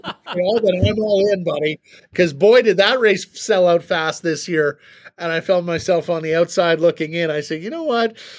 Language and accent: English; Canada; as a Canadian